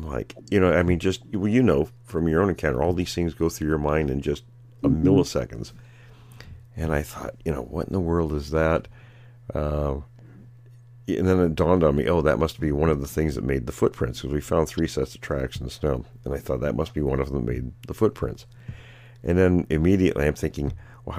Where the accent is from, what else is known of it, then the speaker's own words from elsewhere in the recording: Graham, Washington, United States; I grew up in Graham